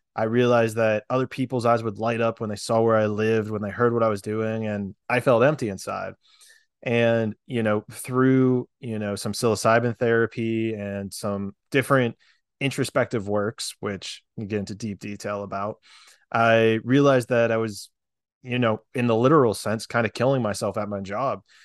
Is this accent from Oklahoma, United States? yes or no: no; Pennsylvania, United States; moved away as an adult; also born or lived in Florida / San Diego, California; I grew up in Pennsylvania